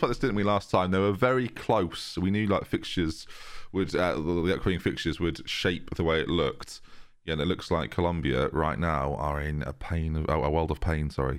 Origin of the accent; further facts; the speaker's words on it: New York, United States; New York, my hometown, New York